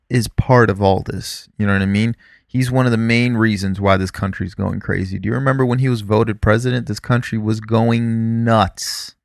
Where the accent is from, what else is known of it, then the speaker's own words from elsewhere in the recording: South Florida, United States; we grew up in South Florida